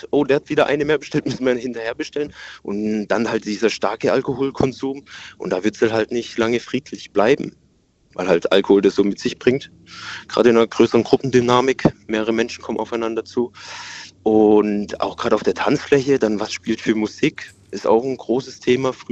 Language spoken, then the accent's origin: German; Pforzheim, Baden-Württemberg, Germany; Äh, Pforzheim.